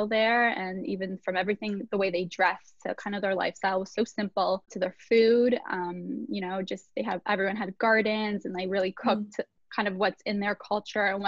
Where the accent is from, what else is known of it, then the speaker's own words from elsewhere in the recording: Toronto, Ontario, Canada; I'm from Toronto, Canada.